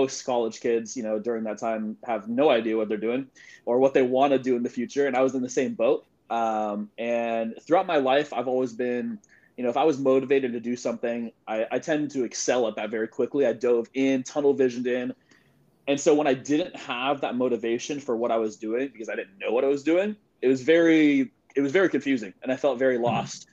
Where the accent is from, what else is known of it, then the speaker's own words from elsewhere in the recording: Sacramento, California, United States; So I'm born and raised in Sacramento, California. So right now I'm in Sacramento